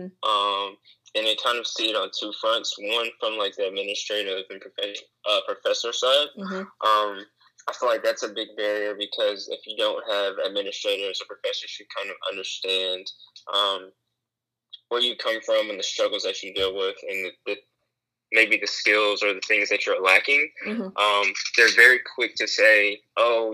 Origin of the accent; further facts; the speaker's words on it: Jacksonville, North Carolina, United States; I'm originally from Jacksonville, North Carolina.